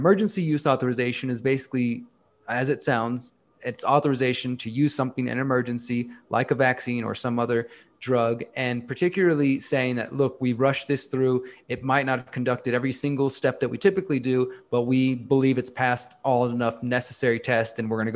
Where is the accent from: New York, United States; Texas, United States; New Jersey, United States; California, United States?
Texas, United States; Houston; in my hometown in Houston